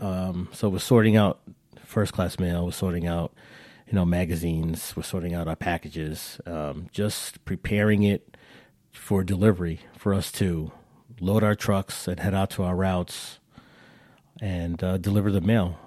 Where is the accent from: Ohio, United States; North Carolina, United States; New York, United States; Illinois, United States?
New York, United States; We're, we're all from New York.